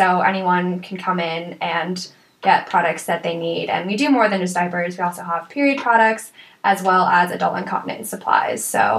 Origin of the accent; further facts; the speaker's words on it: Montana, United States; moved away as an adult; now in Tucson, United States; I am from Montana originally, so traveled quite a ways to be down here, but I really like Tucson so far.